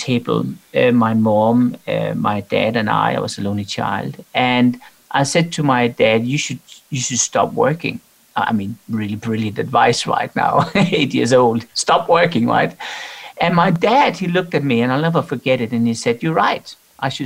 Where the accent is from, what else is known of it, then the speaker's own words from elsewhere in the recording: Denmark; I'm from Denmark